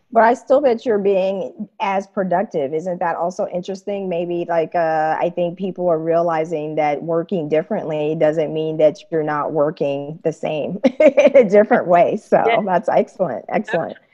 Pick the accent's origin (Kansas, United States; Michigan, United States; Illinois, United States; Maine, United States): Kansas, United States; Wichita; moved away as an adult; also born or lived in East Coast / Japan / San Francisco; now in Germany; I'm originally from Wichita, Kansas